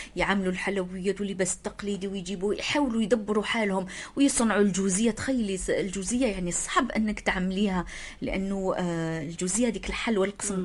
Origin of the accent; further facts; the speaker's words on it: Algeria; إحنا عندنا في الجزائر. في الجزائر عندنا